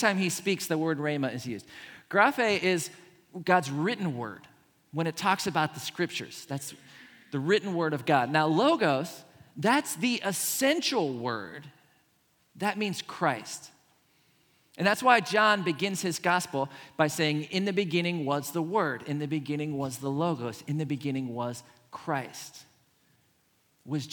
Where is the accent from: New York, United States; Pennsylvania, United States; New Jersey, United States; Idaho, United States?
Pennsylvania, United States; Pittsburgh; I grew up in Pittsburgh